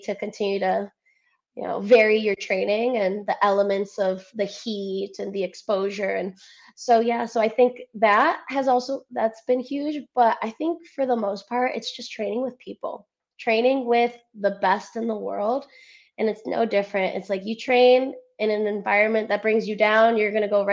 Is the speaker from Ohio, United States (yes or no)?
yes; Cleveland, Ohio, United States; accent: Cleveland; first language Spanish; English is a second language; moved away as an adult; now in Naples, United States; I still have my Cleveland roots, though. My Cleveland accent comes out every now and then.